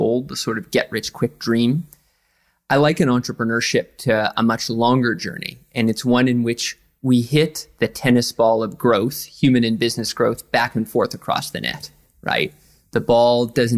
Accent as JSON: {"language": "English", "area": "east coast of Canada", "region": "Atlantic Canada", "country": "Canada", "tie": "born or raised there", "moved": "yes", "lives_now": "New York, United States", "said": "I'm from the east coast of Canada, right on the Atlantic Ocean"}